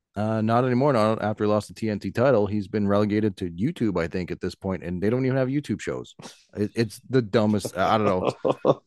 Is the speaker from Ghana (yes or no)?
no; Canada; as a Canadian